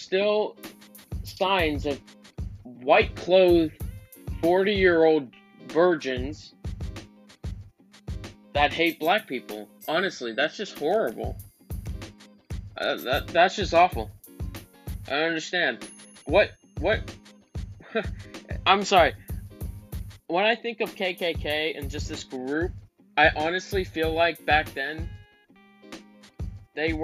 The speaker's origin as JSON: {"language": "English", "region": "Florida", "country": "United States", "said": "I'm from Florida, so this is a Republican state"}